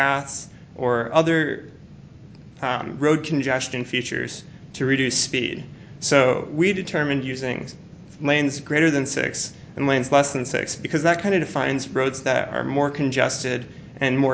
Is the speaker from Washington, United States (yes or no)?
yes; Seattle, Washington, United States; now in Phoenix, United States; I am originally from Seattle, Washington